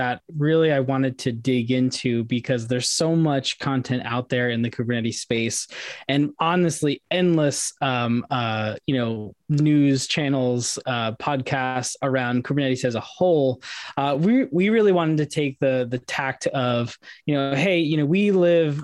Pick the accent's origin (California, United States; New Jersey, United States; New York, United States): New York, United States; Poughkeepsie; I grew up right outside of Poughkeepsie